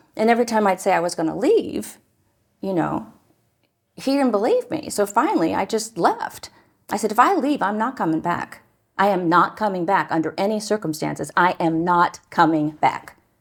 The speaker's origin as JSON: {"language": "English", "town": "Newark", "region": "Ohio", "country": "United States", "tie": "born or raised there", "said": "I grew up in Newark, Ohio"}